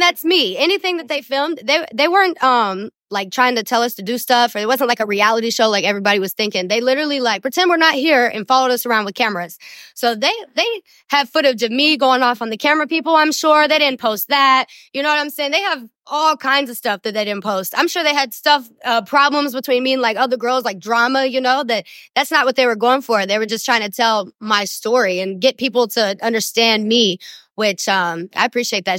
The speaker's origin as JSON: {"language": "English", "town": "Somerset", "region": "Kentucky", "country": "United States", "tie": "born or raised there", "said": "I was born in Somerset, Kentucky"}